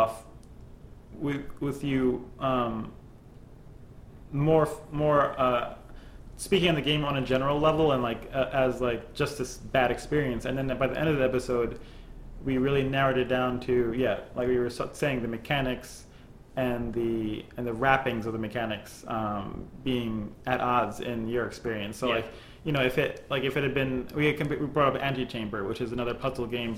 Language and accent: English; New York, United States; growing up in New York in the 90s and going to high school together